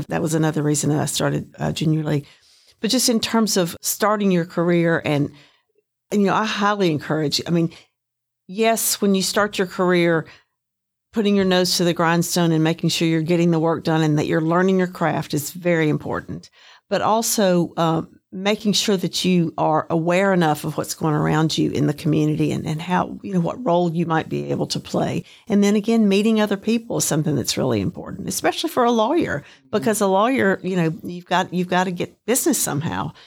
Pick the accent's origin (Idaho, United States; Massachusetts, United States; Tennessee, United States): Tennessee, United States; Chattanooga; Signal was great. It was a very nice community to live